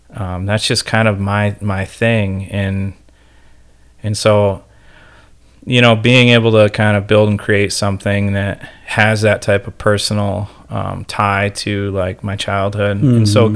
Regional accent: Ohio, United States; now in Manistee, United States; I grew up in Ohio

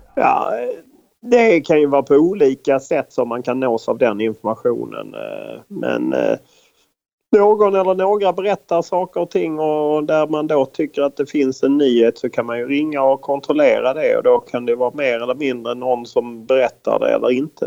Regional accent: Lund, Skåne, Sweden; moved away as an adult; also born or lived in United States; i Lund där jag växte upp och eh, bodde fram till jag var 28 år

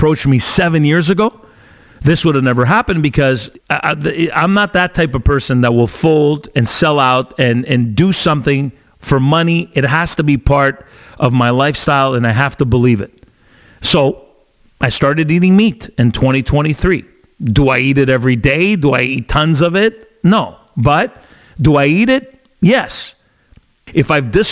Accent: Italy; now in Canada; my home country of Italy

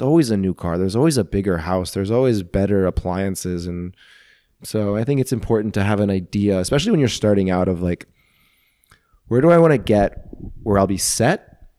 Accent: St. Louis, Missouri, United States; I grew up residential, Saint Louis

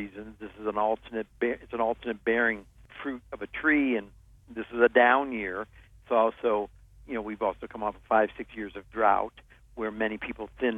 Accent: Ohio, United States; moved away; I grew up in Ohio

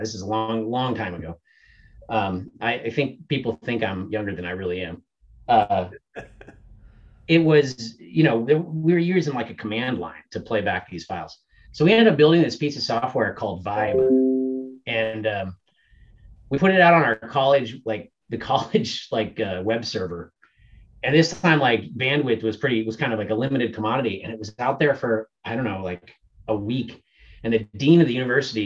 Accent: Montana, United States; also born or lived in New York; I ended up transferring back to Montana State because I was from Montana

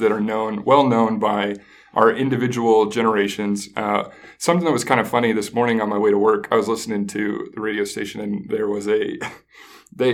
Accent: Midwest, United States; growing up in the Midwest

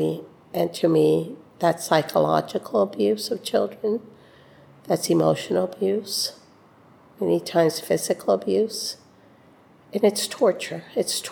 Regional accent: Rio Grande Valley, South Texas, United States; now in Austin, United States; I'm from Austin, originally from the Rio Grande Valley.

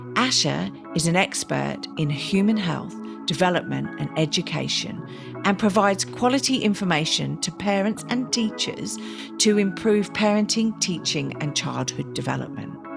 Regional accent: England, United Kingdom; now in Australia; I'm not Australian, I'm a citizen, but I'm English

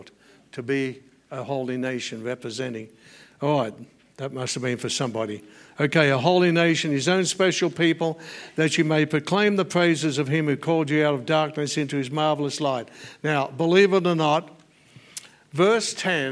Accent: Australia; I'm an Australian by natural birth

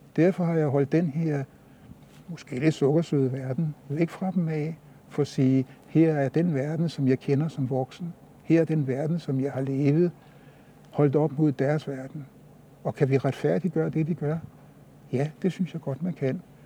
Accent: Copenhagen, Capital Region of Denmark, Denmark; det sprog, jeg havde fået indgivet herudefra, i den, det sted, hvor jeg voksede op

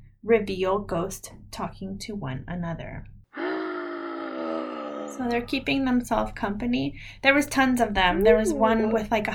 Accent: California, United States; moved away; also born or lived in Montana; I'm from California

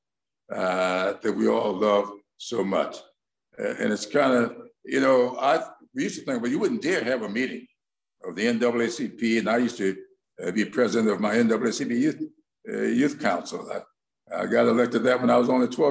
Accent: South Carolina, United States; I'm from South Carolina.

